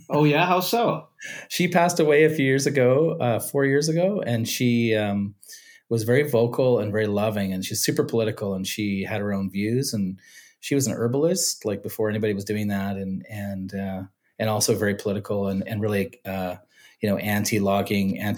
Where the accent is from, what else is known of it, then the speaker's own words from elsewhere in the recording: California, United States; born there; I was I was born in California in the '60s.